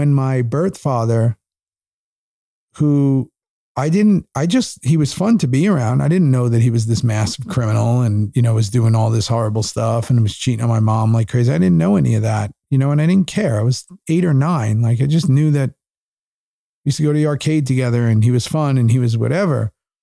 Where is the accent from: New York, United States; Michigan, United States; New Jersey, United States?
New York, United States; New York City; moved away as an adult; also born or lived in Los Angeles, United States; now in Austin, United States; I grew up in New York in the 80s